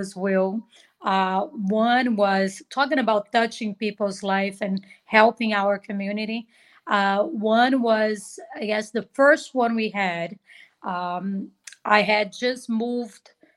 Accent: Rio de Janeiro, Brazil; English is a second language; also born or lived in Maranhão, Brazil; now in United States; this little girl was born in Maranhão, taken to Rio de Janeiro. So I was raised in Rio. I went there when I was only 8 months

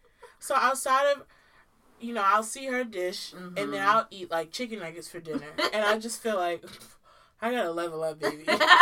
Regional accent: Maryland, United States; I am from Maryland.

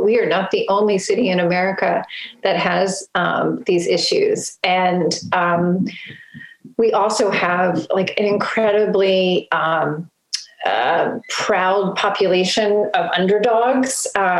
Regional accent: Baltimore, Maryland, United States; also born or lived in New York; I wanted what I knew to be like home, and that was Baltimore.

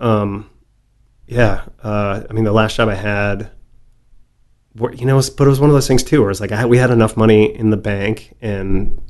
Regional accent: outside Chicago, Illinois, United States; growing up outside Chicago

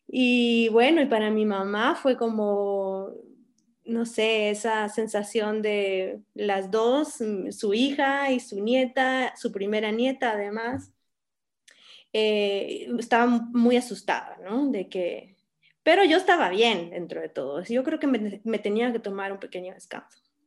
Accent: Guatemala City, Guatemala Department, Guatemala; moved away as an adult; also born or lived in Spain / San Cristóbal de las Casas, Mexico; nací y crecí aquí en la ciudad de Guatemala

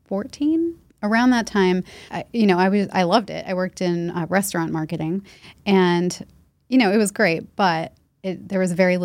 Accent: Leominster, Massachusetts, United States; now in Boston, United States; I grew up there. And then when I was 18, I came to Boston for college and I never left.

